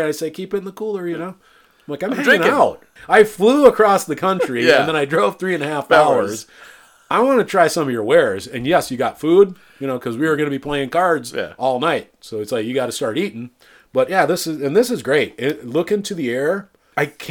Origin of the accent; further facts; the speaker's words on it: eastern Iowa, United States; moved away; I'm from eastern Iowa. I grew up in the Mississippi.